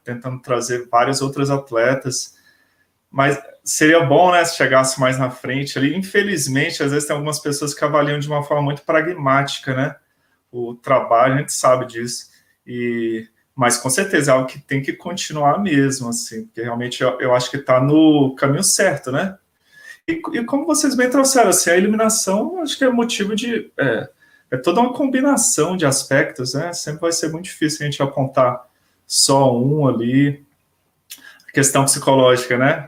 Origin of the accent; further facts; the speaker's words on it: Brasília, Federal District, Brazil; sou daqui de Brasília